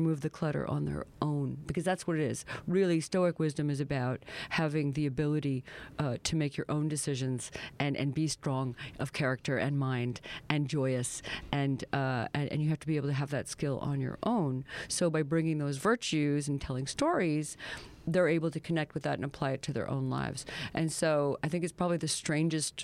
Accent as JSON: {"language": "English", "region": "the Maritimes", "country": "Canada", "said": "I'm from the Maritimes"}